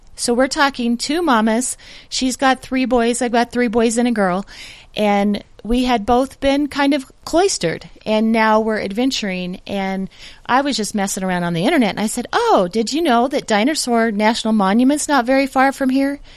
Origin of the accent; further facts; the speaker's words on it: Denver, Colorado, United States; I'm from the Denver area.